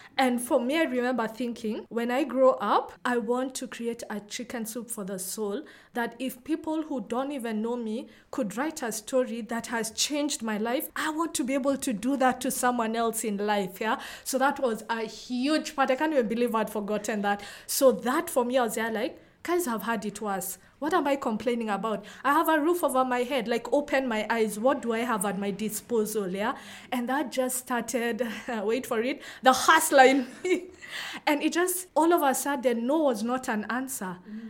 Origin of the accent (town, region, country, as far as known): Nairobi, Kenya; born or raised there